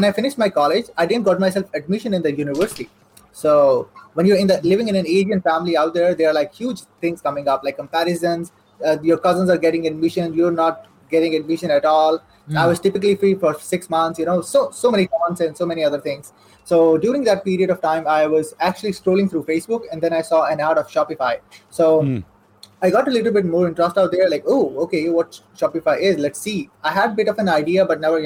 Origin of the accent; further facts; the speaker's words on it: Saudi Arabia; English is a second language; moved away as an adult; now in Pakistan; I'm born and raised in Saudi Arabia. So I spent my whole life over there. I lived there for almost like 18 years